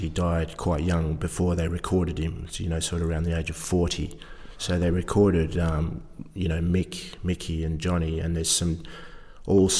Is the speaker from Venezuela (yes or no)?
no; Perth, Western Australia, Australia; also born or lived in Ireland; I grew up in Perth, Western Australia